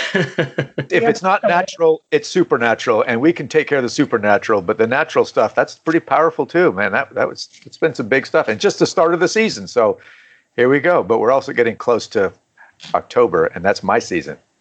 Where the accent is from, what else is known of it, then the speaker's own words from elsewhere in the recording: Canada; moved away as an adult; now in South Carolina, United States; I was born and raised in Canada.